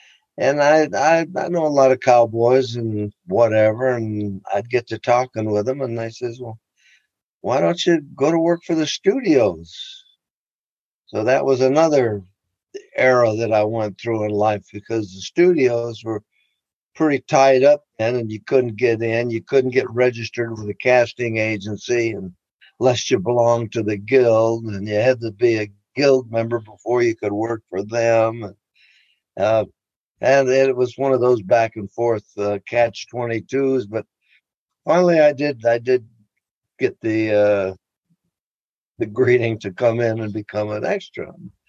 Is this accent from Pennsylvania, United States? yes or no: no; Chicago, Illinois, United States; born there; I was born in Chicago, Illinois